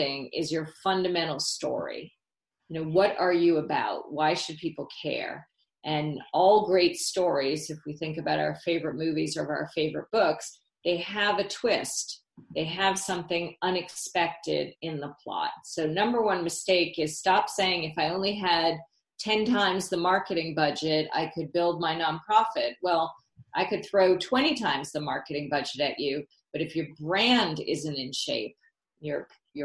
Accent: Massachusetts, United States; when I was a little girl growing up in Massachusetts

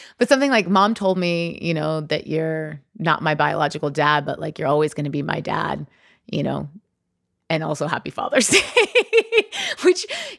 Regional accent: California, United States; there's a group of you know, we're all from the Bay Area.

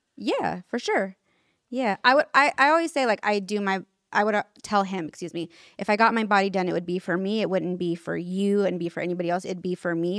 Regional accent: Sacramento, California, United States; It's funny you said Sacramento right now because that's where I'm from

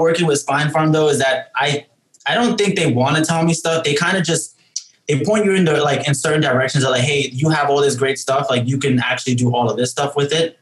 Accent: New York City, New York, United States; we're all from New York City. Um, we don't all live in New York City right now. Uh

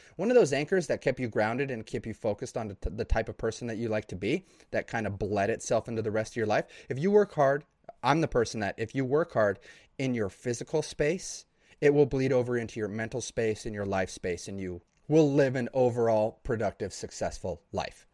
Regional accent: Idaho, United States; No buildings over three stories in my town slash my area of the state, because I'm from Idaho.

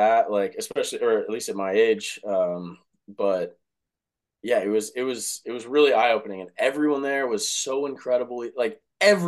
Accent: Dallas, Texas, United States; moved away as an adult; also born or lived in Cleveland, Ohio / Philadelphia; now in Lake Forest, United States; I'm from Dallas, Texas originally

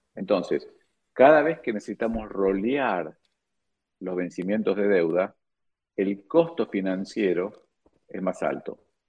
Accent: Argentina; como argentino

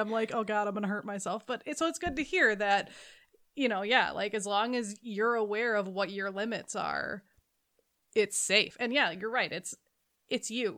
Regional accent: Minnesota, United States; I live in Minnesota, I grew up in Minnesota, it is freezing

